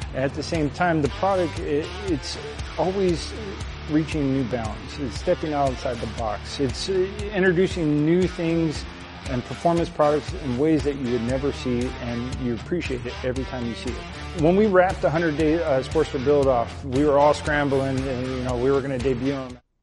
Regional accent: Verona, Wisconsin, United States; I'm from Verona, Wisconsin

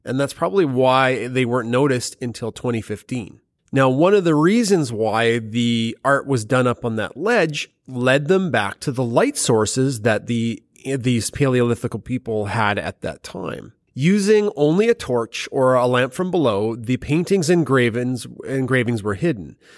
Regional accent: Alberta, Canada; we're from Alberta

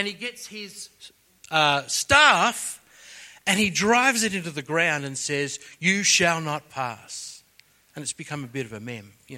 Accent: Sydney, New South Wales, Australia; I was born on the North Shore of Sydney

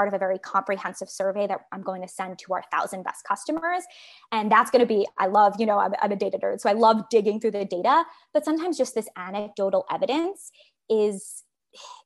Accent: New York City, New York, United States; now in San Francisco, United States; on Staten Island where I grew up

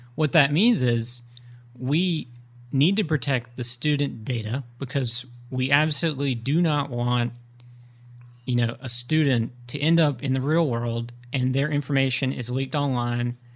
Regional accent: Greenville, North Carolina, United States; I, uh, was born and raised in Greenville

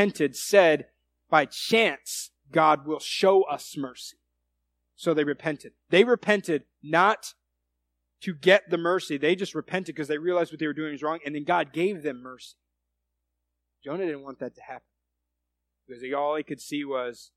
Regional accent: United States; I'm an American.

